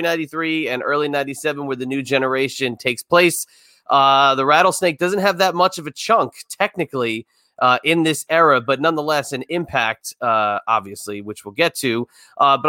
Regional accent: New Jersey, United States; I'm from the Northeast myself. I'm from Jersey.

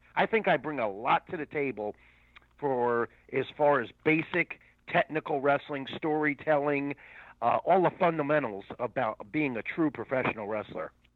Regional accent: St. Petersburg, Florida, United States; I grew up in Florida, I started at a a youth center. I think it's still there, actually, in St. Pete

